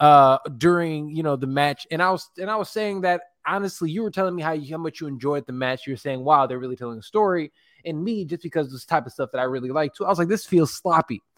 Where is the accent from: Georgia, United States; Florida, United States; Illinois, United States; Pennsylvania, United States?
Illinois, United States; Chicago; We're from Chicago.